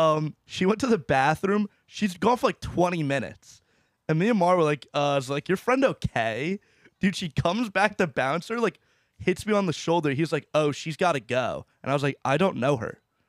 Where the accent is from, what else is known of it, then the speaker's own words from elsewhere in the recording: New Jersey, United States; But then once I say we're from New Jersey, this one chick freaks out.